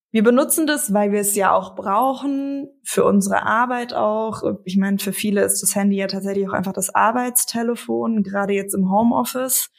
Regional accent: Frankfurt, Hesse, Germany; moved away; Ich komme aus Frankfurt, meine Eltern und meine jüngste Schwester leben noch dort

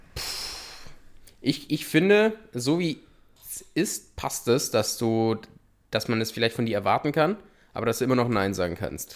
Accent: Austria; bei uns in Österreich

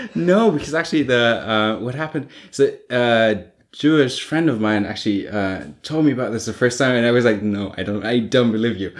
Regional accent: Germany; I grew up in Protestant Prussia

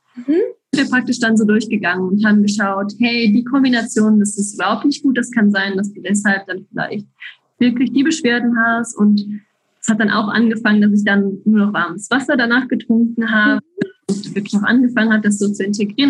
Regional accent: German-speaking part of Belgium, German-speaking Community of Belgium, Belgium; accent: Hochdeutsch; now in Switzerland; Ich komme ursprünglich aus Belgien, dem deutschsprachigen Teil in Belgien, deshalb auch mein Hochdeutsch sozusagen

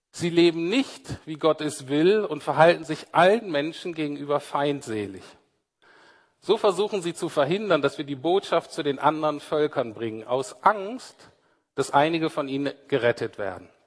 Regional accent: Berlin, Germany; Zumindest als Berliner nicht.

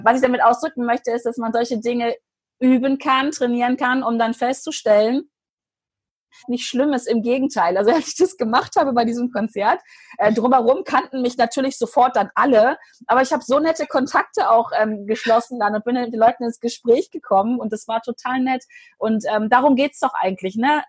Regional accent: Hanover, Lower Saxony, Germany; bei uns in Hannover.

